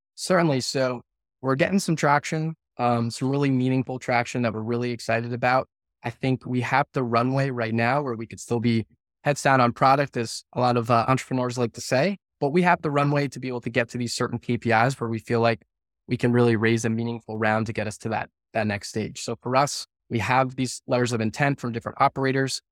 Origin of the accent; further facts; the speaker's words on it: right outside of Scranton, Northeast Pennsylvania, United States; I grew up in Northeast Pennsylvania, uh, right outside of Scranton